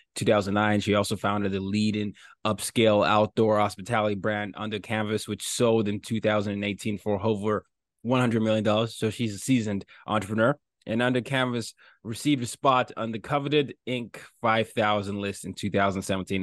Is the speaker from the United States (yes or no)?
no; Nigeria; I'm from Nigeria